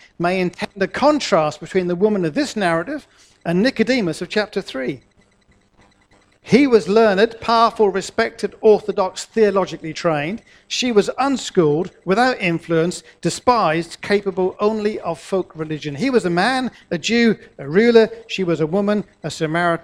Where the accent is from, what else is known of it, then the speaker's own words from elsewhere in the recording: Norwich, East of England, United Kingdom; I grew up in Norwich in the 60s and the 70s